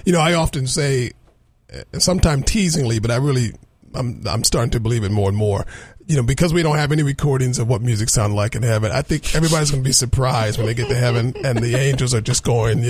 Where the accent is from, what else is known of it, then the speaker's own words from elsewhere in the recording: Texas, United States; accent: Texan; Throw my Texan accent in a couple of those lines.